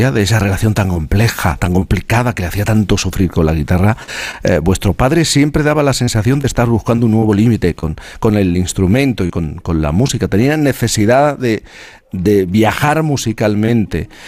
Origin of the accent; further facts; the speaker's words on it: Jerez de la Frontera, Andalusia, Spain; yo que soy de Jerez